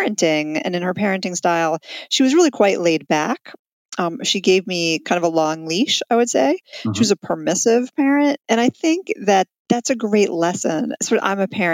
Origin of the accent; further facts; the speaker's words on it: New York City, New York, United States; also born or lived in Colorado; now in Washington, D.C., United States; I grew up in Manhattan with her